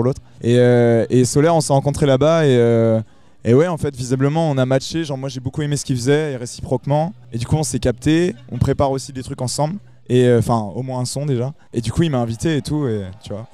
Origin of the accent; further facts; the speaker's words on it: north of Nantes, Pays de la Loire, France; je viens du nord de Nantes.